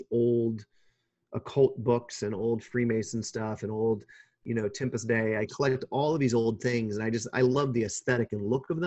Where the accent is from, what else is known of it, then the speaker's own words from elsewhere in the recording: Kansas, United States; now in California, United States; growing up in Kansas